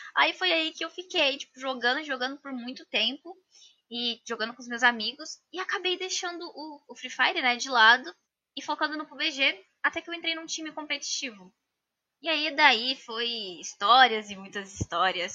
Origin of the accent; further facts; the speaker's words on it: Minas Gerais, Brazil; Sou de Minas Gerais, de Turama, é bem pertinho do Triângulo Mineiro